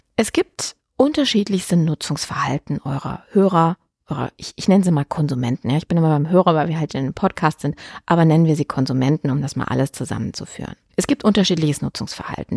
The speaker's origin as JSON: {"language": "German", "country": "Germany", "said": "bei uns in Deutschland"}